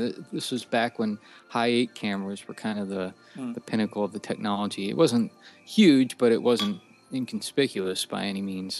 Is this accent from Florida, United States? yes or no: yes; Tampa, Florida, United States; I was born and raised in Florida, like around the Tampa area